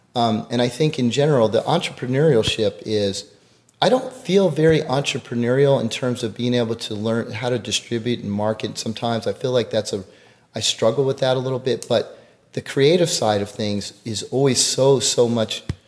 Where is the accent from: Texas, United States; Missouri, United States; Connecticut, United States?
Connecticut, United States; Greenwich; now in Houston, United States; I grew up in Greenwich, Connecticut